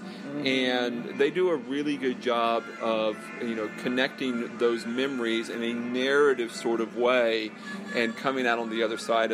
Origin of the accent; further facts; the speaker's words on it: Deep South, United States; I grew up in the Deep South. I went to college 2 hours away from New Orleans.